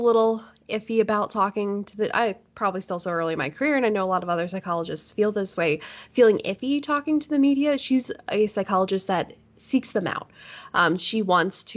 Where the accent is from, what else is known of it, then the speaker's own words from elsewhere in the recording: Pennsylvania, United States; moved away as an adult; now in Tacoma, United States; I am technically from Pennsylvania